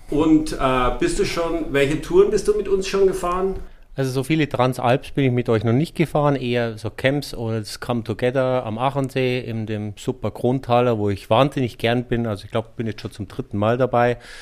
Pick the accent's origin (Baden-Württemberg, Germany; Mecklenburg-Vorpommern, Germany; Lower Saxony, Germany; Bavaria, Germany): Bavaria, Germany; Munich; Bin aus München